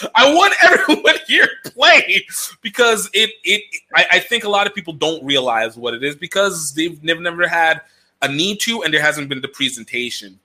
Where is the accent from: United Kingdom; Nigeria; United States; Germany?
Nigeria; I'm Nigerian